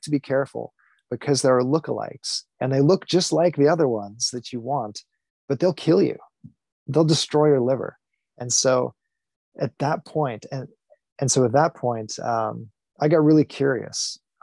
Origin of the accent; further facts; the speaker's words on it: Michigan, United States; I grew up in Michigan, had a thoroughly Midwest upbringing